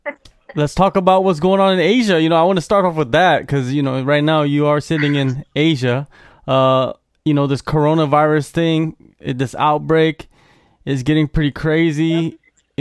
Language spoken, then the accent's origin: English; United States; growing up in America, I did grow up in America too.